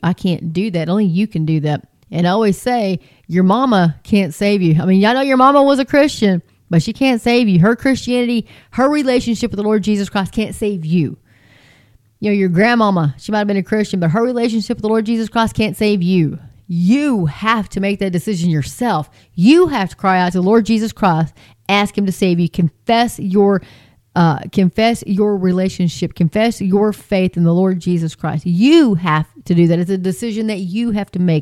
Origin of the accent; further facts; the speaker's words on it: between Hart and Nazareth, Texas, United States; I'm, in between Hart and Nazareth, Texas. That's where I'm from. That's where I'm at now. But um, that's where I was raised.